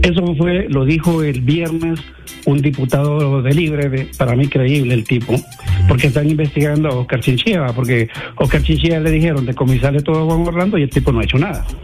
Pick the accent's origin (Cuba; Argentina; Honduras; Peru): Honduras; yo como hondureño